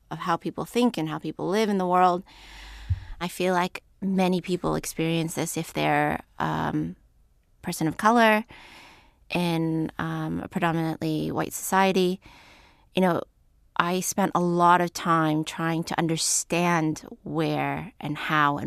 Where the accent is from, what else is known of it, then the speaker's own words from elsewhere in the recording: United States; a young person living in America